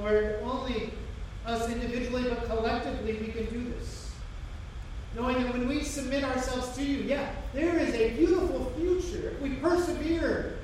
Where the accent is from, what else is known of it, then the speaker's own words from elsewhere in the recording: United States; we as American Christians